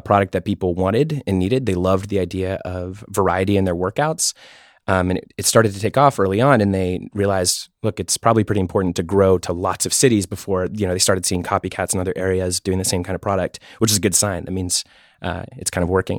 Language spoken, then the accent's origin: English; Pittsburgh, Pennsylvania, United States; also born or lived in San Francisco; now in New York, United States; I'm from Pittsburgh, lived in San Francisco for five years and just moved to New York in February